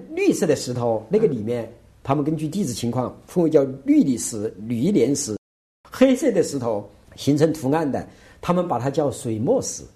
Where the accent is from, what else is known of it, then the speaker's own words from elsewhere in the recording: Chongqing, China; 我们老家住在巴兰